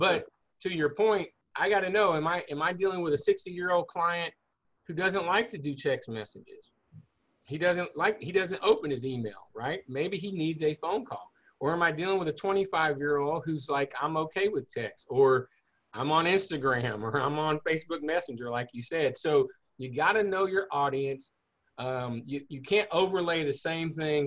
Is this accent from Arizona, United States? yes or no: no; Houston, Texas, United States; I grew up in the Clear Lake area. I'm a Clear Lake High graduate.